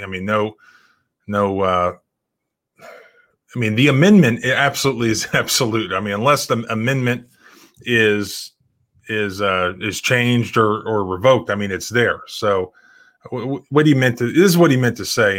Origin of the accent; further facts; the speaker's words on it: Brevard County, Florida, United States; moved away; I grew up on the coast in, in Brevard County